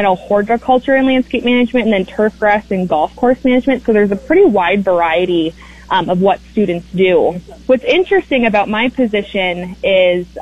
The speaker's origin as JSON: {"language": "English", "region": "Midwest", "country": "United States", "tie": "born or raised there", "moved": "yes", "lives_now": "Maryland, United States", "said": "growing up in the Midwest"}